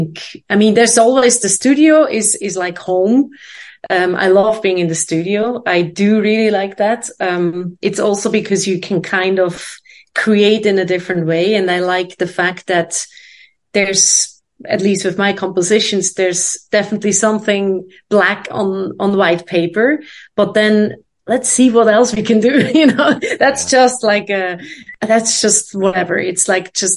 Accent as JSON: {"language": "English", "country": "Switzerland", "tie": "born or raised there", "also_born_or_lived": "London, United Kingdom / Boston, United States / New York, United States", "moved": "as an adult", "lives_now": "Amsterdam, Netherlands", "said": "I was born in Switzerland"}